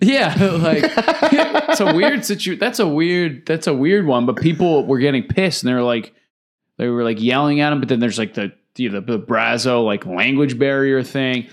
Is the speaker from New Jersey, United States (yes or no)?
yes; New Jersey, United States; we're from New Jersey.